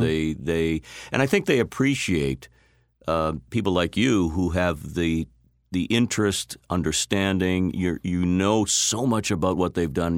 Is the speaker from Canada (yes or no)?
no; Randolph, Massachusetts, United States; I grew up just a little south of here in a town called Randolph.